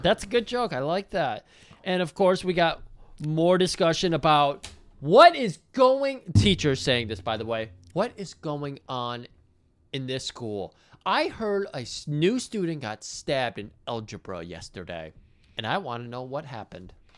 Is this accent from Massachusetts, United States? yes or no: no; Michigan, United States; I'm from Michigan as well